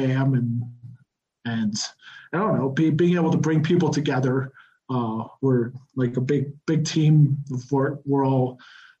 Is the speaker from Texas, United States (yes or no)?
yes; Texas, United States; moved away as an adult; now in Mexico City, Mexico; I grew up in Texas